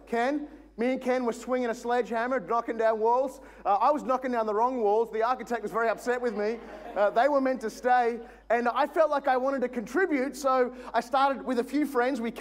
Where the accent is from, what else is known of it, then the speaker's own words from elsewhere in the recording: Logan, Queensland, Australia; I am a housing commission single parent home Logan kid all my life.